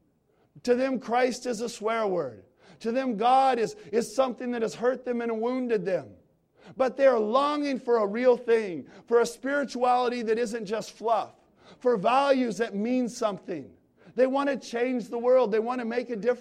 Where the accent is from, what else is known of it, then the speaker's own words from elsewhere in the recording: San Francisco Bay Area, California, United States; I'm from the Bay Area